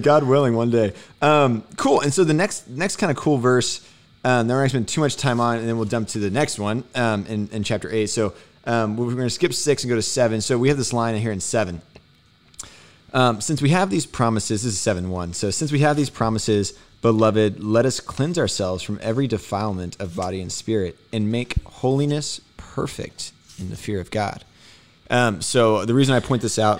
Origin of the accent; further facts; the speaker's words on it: Houston, Texas, United States; being from Houston